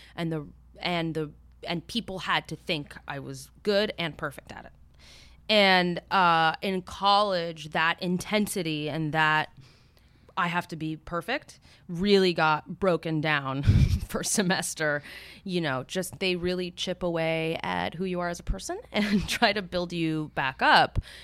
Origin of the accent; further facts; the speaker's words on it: Miami, Florida, United States; moved away; also born or lived in New York City / Bogota, Colombia; I grew up in Miami. like in Coconut Grove